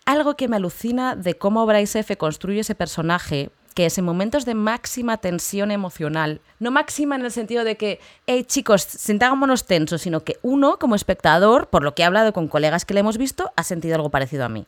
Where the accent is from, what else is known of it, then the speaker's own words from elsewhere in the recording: Spain; moved away; soy española